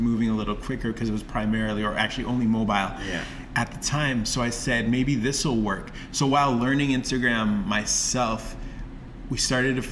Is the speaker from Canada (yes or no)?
yes; Toronto, Ontario, Canada; I was from Toronto